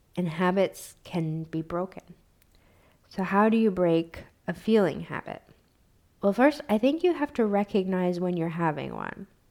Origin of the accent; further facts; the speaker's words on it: United States; I grew up in American poverty